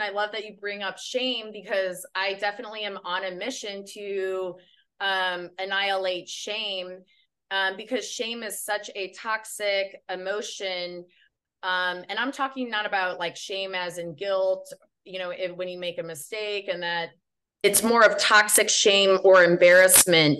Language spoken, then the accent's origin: English; Midwest, United States; I'm from the Midwest